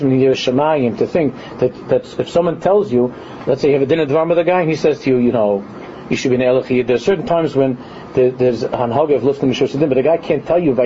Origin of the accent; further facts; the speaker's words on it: New York City, New York, United States; in a neighborhood where I grew up in Queens